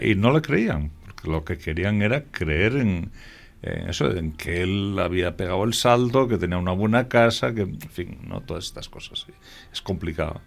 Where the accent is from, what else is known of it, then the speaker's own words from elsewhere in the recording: Salas, Asturias, Spain; also born or lived in Somiedo; yo nací en Salas, pero mi ascendencia es toda somedana